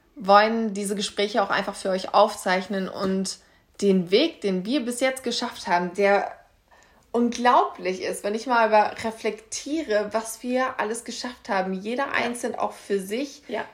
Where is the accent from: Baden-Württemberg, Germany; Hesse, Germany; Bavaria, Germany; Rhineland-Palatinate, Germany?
Hesse, Germany; Kassel; Ich bin jetzt 25, ich komme aus Kassel